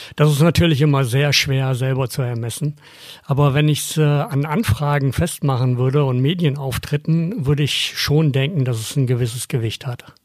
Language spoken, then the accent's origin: German; Germany; bei uns in Deutschland